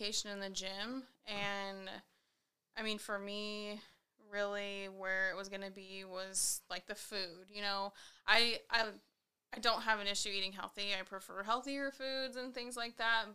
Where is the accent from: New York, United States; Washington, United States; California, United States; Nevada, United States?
Washington, United States; Columbia River, near Lake Chelan; now in Spokane, United States; I grew up on the Columbia River, so we had the river there. Lake Chelan was a half hour down the road